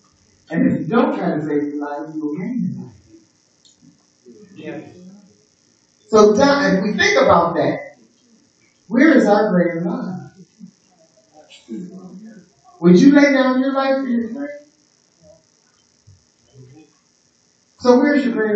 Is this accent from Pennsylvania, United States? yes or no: yes; Pittsburgh, Pennsylvania, United States; in Pittsburgh, we was a city in the, amongst the woods. There's lots of woods and mountains. In my hometown.